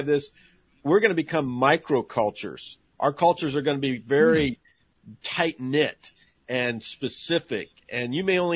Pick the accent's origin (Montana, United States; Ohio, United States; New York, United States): Montana, United States; I'm from Montana. I'm a native Montanan